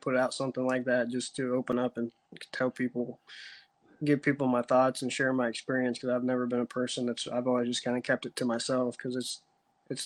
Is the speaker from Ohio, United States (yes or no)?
yes; East Central Ohio, United States; moved away as an adult; now in Chattanooga, United States; I grew up in East Central Ohio, a little lake called Tappan